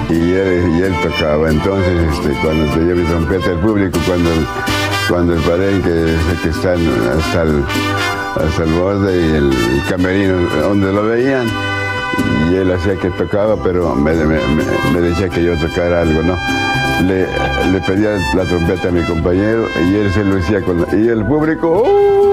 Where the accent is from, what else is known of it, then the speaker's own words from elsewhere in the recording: Mexico; moved away as an adult; now in New York, United States; Como somos de México